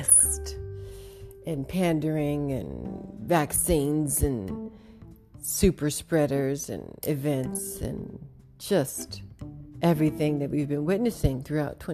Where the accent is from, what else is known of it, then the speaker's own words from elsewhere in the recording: United States; as an American